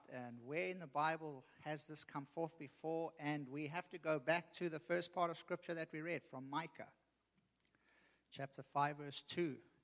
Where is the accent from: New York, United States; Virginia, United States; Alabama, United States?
Virginia, United States; Richmond; I'm from Richmond